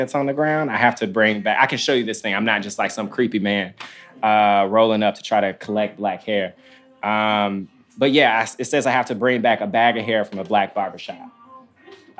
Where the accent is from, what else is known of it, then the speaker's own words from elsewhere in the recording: Memphis, Tennessee, United States; I'm from Memphis, Tennessee.